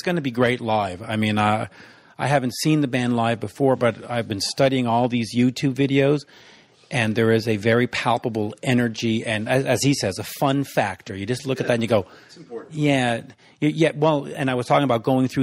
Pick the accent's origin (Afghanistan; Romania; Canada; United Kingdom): Canada; Montreal, Quebec; I'm from Montreal